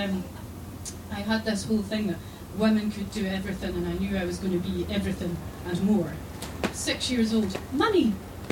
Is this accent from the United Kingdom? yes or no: yes; Galloway, Scotland, United Kingdom; I grew up in Galloway, and my parents aren't from there.